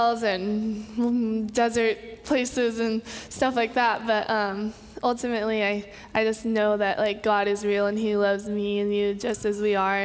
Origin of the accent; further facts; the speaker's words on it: Kauai, Hawaii, United States; I'm born and raised in Kauai, Hawaii